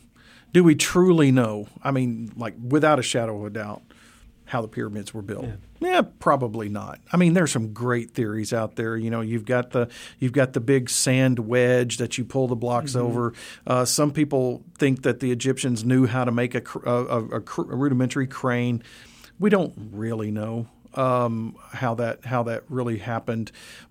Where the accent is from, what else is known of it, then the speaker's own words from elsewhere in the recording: Memphis, Tennessee, United States; Well, believe it or not, growing up in Memphis, I was fascinated with road construction